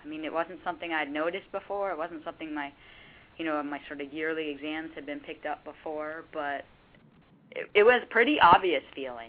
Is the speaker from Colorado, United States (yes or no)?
no; Boston, Massachusetts, United States; Because I grew up in Boston.